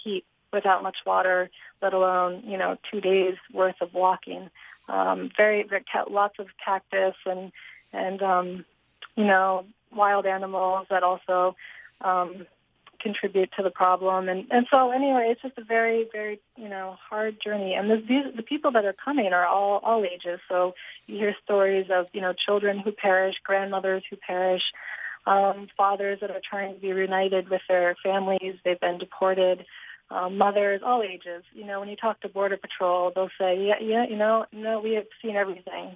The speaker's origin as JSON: {"language": "English", "region": "Northeast", "country": "United States", "said": "I'm from the Northeast"}